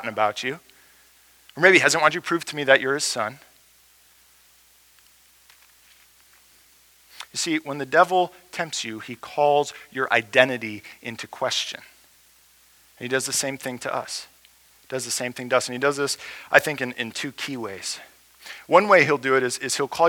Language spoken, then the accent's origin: English; United States; as American Christians